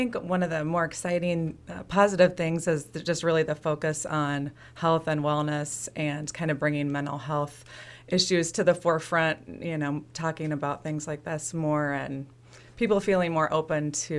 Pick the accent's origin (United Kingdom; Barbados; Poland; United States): United States; Fairview, Illinois; Well, I was born and raised in Fairview, Illinois, so close by. Farming community, and I've always lived in the area. Currently, I live closer to Brimfield, but it's kind of where I'm from.